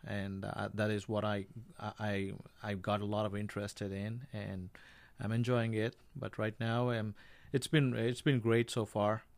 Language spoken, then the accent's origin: English; India; I'm from India